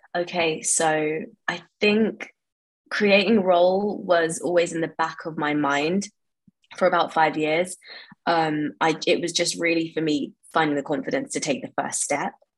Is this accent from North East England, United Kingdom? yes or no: no; London, United Kingdom; I grew up in West London um, and I've lived here pretty much all my life